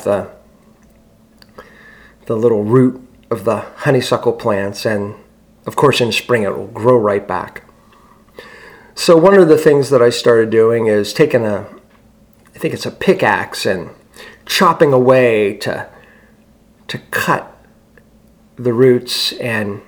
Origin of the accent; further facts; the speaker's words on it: Struthers, Ohio, United States; also born or lived in Youngstown, Ohio; I was born in Youngstown, Ohio. I grew up in a suburb of Youngstown, Struthers, Ohio